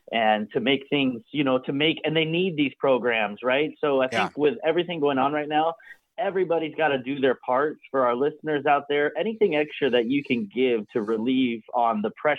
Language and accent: English; Seattle, Washington, United States; I grew up in Seattle.